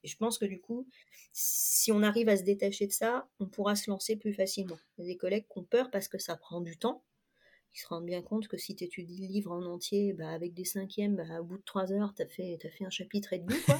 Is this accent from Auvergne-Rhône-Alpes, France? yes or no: no; La Rochelle, Nouvelle-Aquitaine, France; moved away as an adult; also born or lived in Lower Normandy; now in Rochefort, France; J'ai vécu toute mon enfance à La Rochelle, j'y suis née